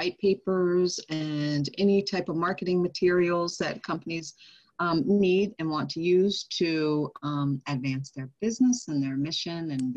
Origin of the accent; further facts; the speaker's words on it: New Jersey, United States; also born or lived in Ohio; I'm actually from New Jersey, but I used to live in Ohio